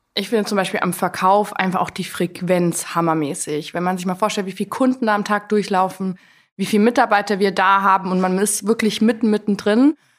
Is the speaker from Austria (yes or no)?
no; Allgäu, Bavaria, Germany; moved away as an adult; also born or lived in Koblenz; Ich komme eigentlich aus dem Allgäu, bin dort geboren und aufgewachsen